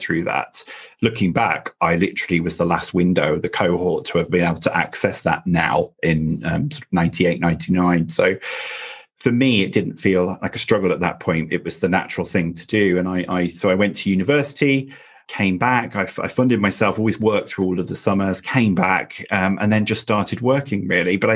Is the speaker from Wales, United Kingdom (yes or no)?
yes; North Wales, United Kingdom; I grew up in North Wales in the UK in a very small town